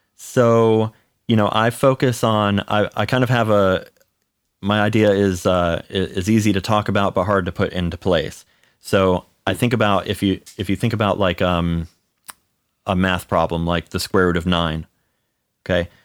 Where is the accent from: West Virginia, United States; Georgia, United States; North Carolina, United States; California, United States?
North Carolina, United States; Charlotte; also born or lived in Cleveland, Ohio; half of my life I grew up in Cleveland, and then the other half I grew up in, uh, Charlotte, North Carolina